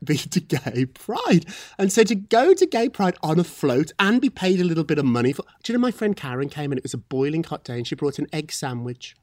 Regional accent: Scotland, United Kingdom; moved away; I'm from Scotland too.

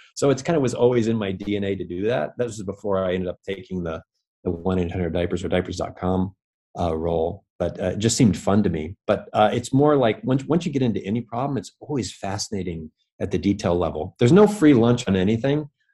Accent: Bellingham, Washington, United States; now in New York, United States; I grew up in Washington State. So, uh, originally from the Northwest in a, in a city called Bellingham, Washington

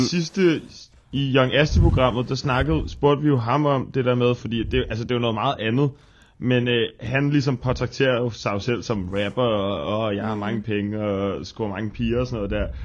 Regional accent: Frederiksberg, Capital Region of Denmark, Denmark; jeg ser jo mig selv som for evigt, ligegyldigt hvor jeg bor, øh, københavner nummer to, men Frederiksbergborg nummer

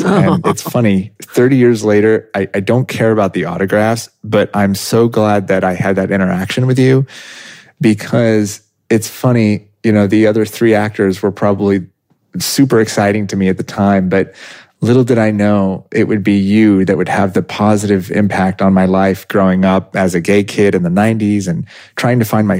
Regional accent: Evansville, Indiana, United States; now in New York City, United States; When I was 11 years old, my mother took me in 1991 to the baseball field in Evansville, Indiana, in my hometown.

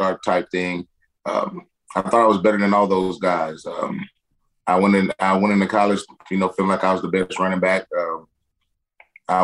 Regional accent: Perry, Florida, United States; also born or lived in Madison, Florida; I was born in Madison, but I grew up in Perry.

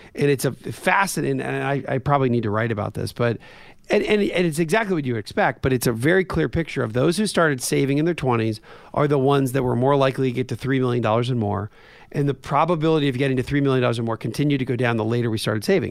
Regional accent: Coatesville, Pennsylvania, United States; I grew up in a weird place where I was, uh, two miles away from a steel mill in Coatesville, Pennsylvania.

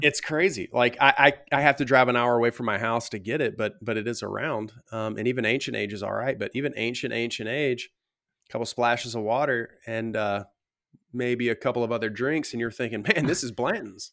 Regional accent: the South, United States; growing up in the South

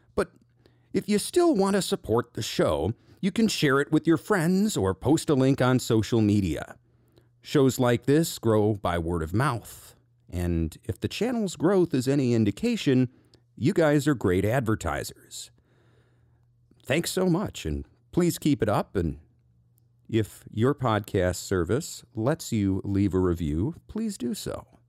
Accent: United States; being an American

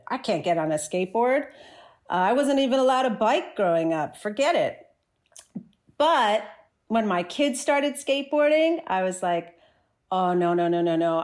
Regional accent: New Jersey, United States; moved away as an adult; also born or lived in Chicago, United States; now in Toronto, Canada; I grew up in New Jersey

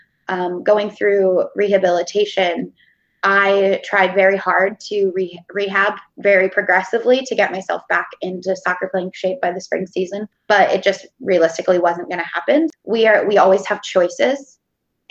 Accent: Pennsylvania, United States; moved away as an adult; now in Portland, United States; I grew up in Pennsylvania

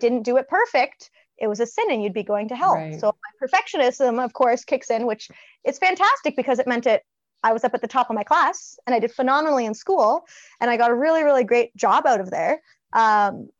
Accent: a small town in Ontario, Canada; also born or lived in Ottawa; I was born and raised in a small little town in Ontario

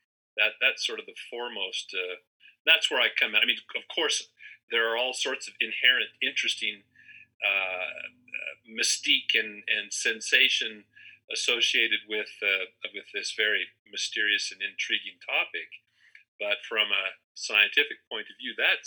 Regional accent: Salt Lake City, Utah, United States; also born or lived in Spokane / Boise / Portland / Eugene; now in Pocatello, United States; I grew up in the Intermountain West and Pacific Northwest, born in Salt Lake, lived Spokane, Boise, Portland, Eugene, you know, all over the Northwest and Intermountain West.

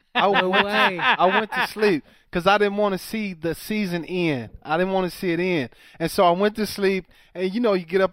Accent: Waco, Texas, United States; the town I grew up in Waco

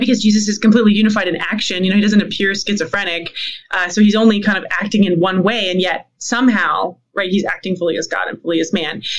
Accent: Canada; as a Canadian

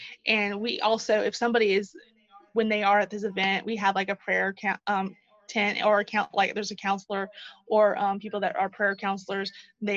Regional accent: Moultrie, Georgia, United States; my hometown

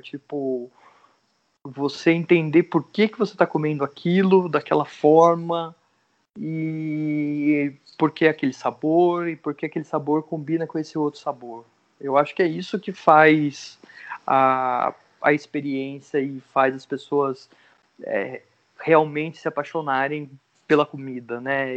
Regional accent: Santa Cruz do Rio Pardo, São Paulo, Brazil; eu cresci aqui, né? Fiquei até os 18 ou 19 anos aqui. Depois morei sete anos em São Paulo, sete, oito anos. E, e daí eu retornei para cá

